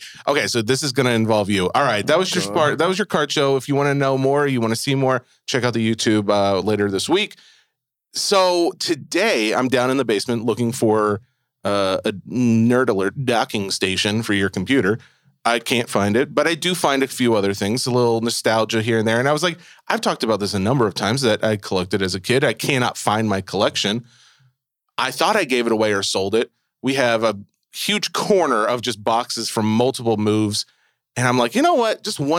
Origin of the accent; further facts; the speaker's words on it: Tennessee, United States; This is how they sound. I can say that. I'm from Tennessee.